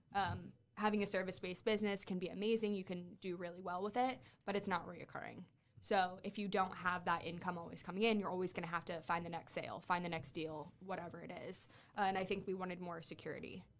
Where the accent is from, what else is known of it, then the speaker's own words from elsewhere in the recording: Fort Wayne, Indiana, United States; moved away as an adult; also born or lived in Miami; I'm from Fort Wayne